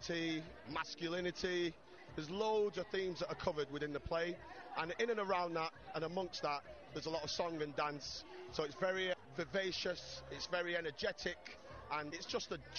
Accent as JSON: {"language": "English", "town": "Manchester", "region": "North West England", "country": "United Kingdom", "also_born_or_lived": "Bristol", "moved": "yes", "said": "I'm from Manchester originally"}